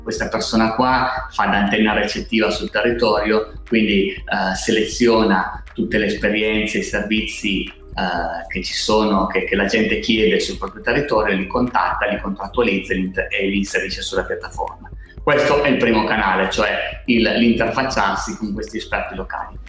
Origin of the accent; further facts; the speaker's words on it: Alba, Piedmont, Italy; siamo cinque soci, siamo di Alba